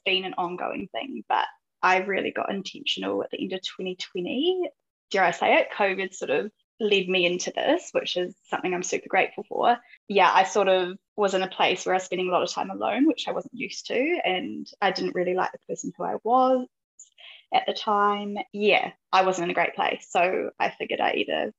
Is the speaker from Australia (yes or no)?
no; Tauranga, Bay of Plenty, New Zealand; moved away as an adult; also born or lived in Palmerston North, New Zealand / London, United Kingdom / Isle of Man; I grew up in Tauranga, New Zealand